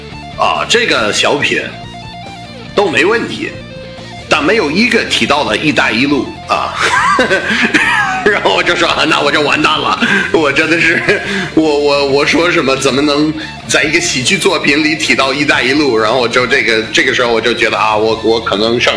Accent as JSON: {"language": "Chinese", "town": "Boston", "region": "Massachusetts", "country": "United States", "tie": "born or raised there", "accent": "Boston", "second_language": "Chinese", "moved": "as an adult", "lives_now": "China", "said": "我出生在美国，在波士顿，我是美国东北人啊。"}